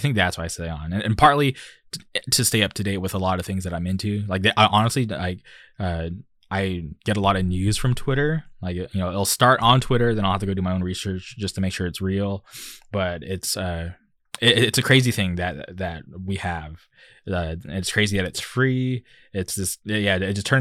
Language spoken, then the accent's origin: English; Palm Springs, California, United States; I grew up in Palm Springs, it would get super hot